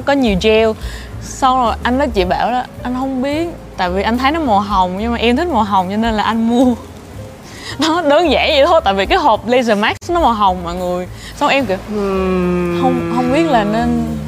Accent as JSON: {"language": "Vietnamese", "town": "Ninh Hoa", "region": "Khanh Hoa", "country": "Vietnam", "tie": "born or raised there", "said": "mình lớn lên ở một cái nơi khá là xa ở thị xã Ninh Hòa, tỉnh Khánh Hòa"}